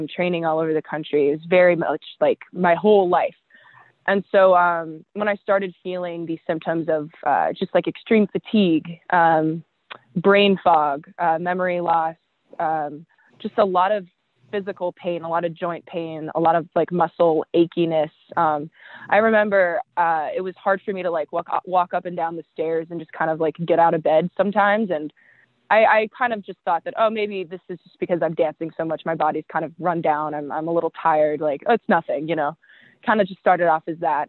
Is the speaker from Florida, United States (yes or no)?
no; Riverside, California, United States; now in Los Angeles, United States; I grew up in Riverside, California, which is about an hour and a half inland from LA.